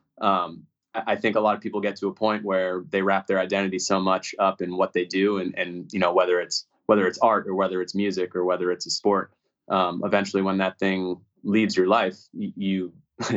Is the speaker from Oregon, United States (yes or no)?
no; Newton, Massachusetts, United States; moved away; I grew up in Newton, Mass.